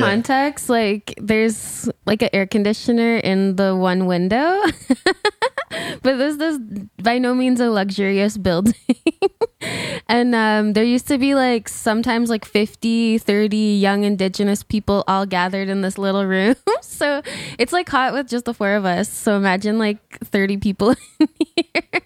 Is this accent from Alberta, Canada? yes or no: yes; Alberta, Canada; moved away; I'm originally from Alberta